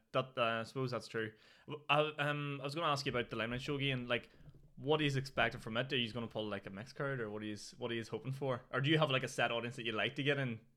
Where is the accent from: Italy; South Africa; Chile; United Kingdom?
United Kingdom; Newry, Northern Ireland; I'm from Newry.